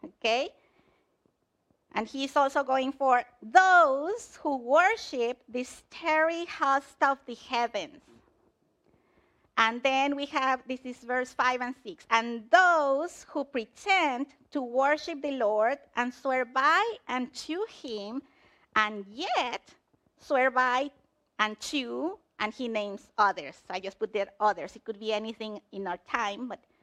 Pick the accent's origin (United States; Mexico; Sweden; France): Mexico; moved away; I'm from Mexico